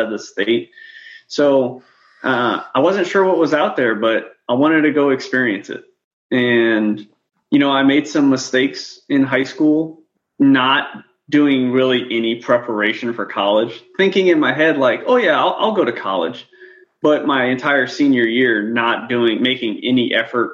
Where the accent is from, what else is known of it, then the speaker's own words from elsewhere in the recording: New Orleans, Louisiana, United States; moved away as an adult; now in Kuwait; I grew up in New Orleans, Louisiana